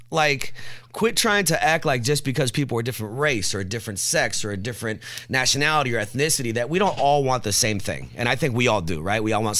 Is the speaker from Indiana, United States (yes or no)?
yes; Indianapolis, Indiana, United States; So I grew up on West Washington Street, Hawthorne Park, Rodeus Park.